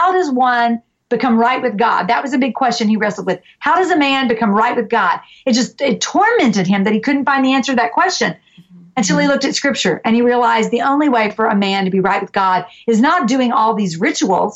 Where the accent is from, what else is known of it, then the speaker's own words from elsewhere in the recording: the South, United States; We're from the South